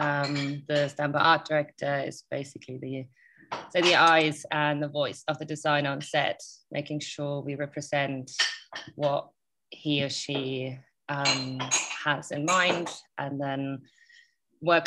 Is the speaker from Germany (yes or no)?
yes; Germany; moved away; Parents are kind of just generally normal German standard upbringing